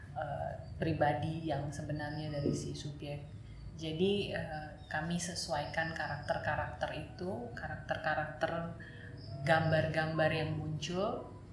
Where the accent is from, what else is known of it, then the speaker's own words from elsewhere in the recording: Batam, Riau Islands, Indonesia; moved away as an adult; also born or lived in Jakarta; saya tumbuh di kota Batam di pulau Batam